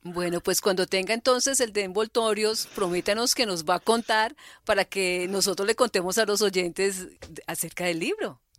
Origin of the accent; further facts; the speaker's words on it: Cali, Valle del Cauca, Colombia; yo soy de Cali.